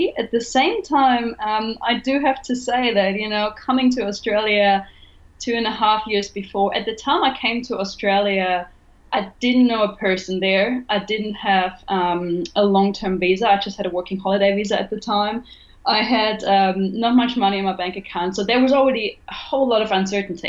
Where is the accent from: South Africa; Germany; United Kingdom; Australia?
Germany; English is a second language; moved away as an adult; also born or lived in Cuba; I'm originally from Germany. You may have noticed it on the accent